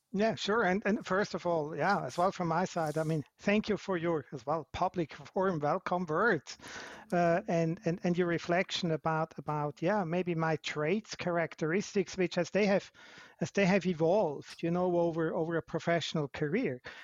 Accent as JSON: {"language": "English", "country": "Switzerland", "said": "I'm not South African, I'm Swiss by, by nature"}